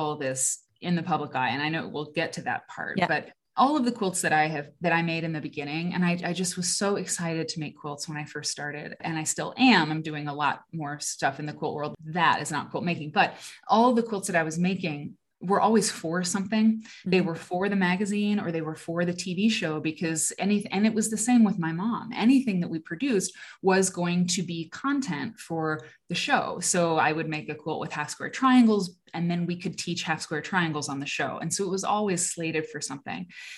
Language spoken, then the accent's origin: English; Iowa, United States; also born or lived in London; now in Chicago, United States; I grew up in Iowa